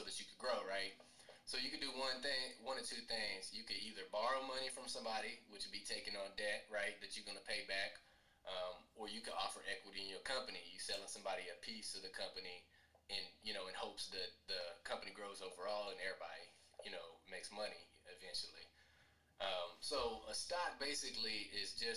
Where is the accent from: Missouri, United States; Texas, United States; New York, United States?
Texas, United States; Killeen; my hometown, people already don't like Killeen.